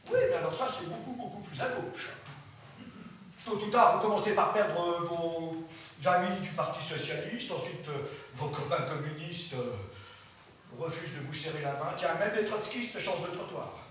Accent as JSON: {"language": "French", "country": "France", "said": "j'ai cessé de croire à cette chose qu'on appelle chez nous, en France, la démocratie culturelle."}